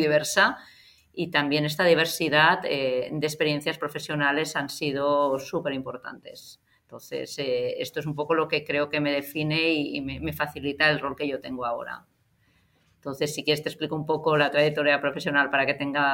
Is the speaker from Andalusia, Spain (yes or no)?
no; Barcelona, Catalonia, Spain; eso soy de Gracia